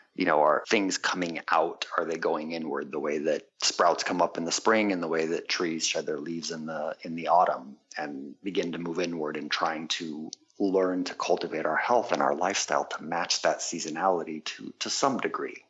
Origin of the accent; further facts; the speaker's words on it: San Diego, California, United States; also born or lived in Quebec, Canada; I grew up in San Diego in part, and then in part in Quebec, Canada